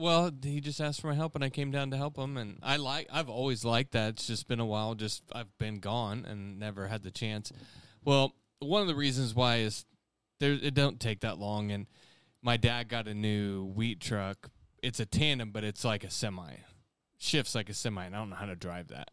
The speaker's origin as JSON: {"language": "English", "town": "Conway Springs", "region": "Kansas", "country": "United States", "tie": "born or raised there", "said": "he lives in Conway Springs, my hometown."}